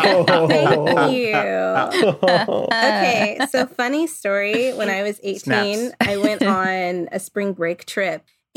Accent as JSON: {"language": "English", "region": "Tennessee", "country": "United States", "said": "we're from Tennessee."}